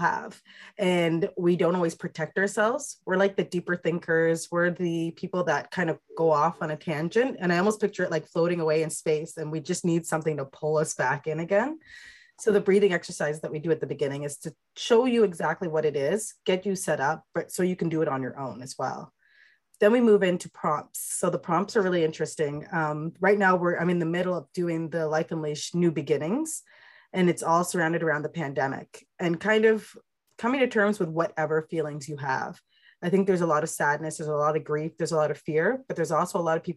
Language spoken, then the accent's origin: English; England, United Kingdom; I'm British, I'm from England.